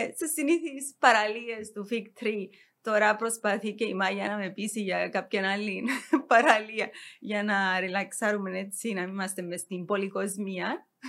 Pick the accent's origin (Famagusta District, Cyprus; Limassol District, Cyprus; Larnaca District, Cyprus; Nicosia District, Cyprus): Nicosia District, Cyprus; Nicosia; γεννήθηκα στη Λευκοσία.